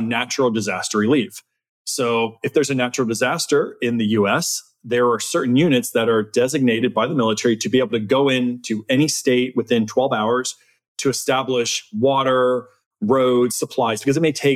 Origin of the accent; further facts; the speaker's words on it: South Florida, United States; moved away as an adult; also born or lived in Texas; I came from South Florida. I didn't come from agriculture at all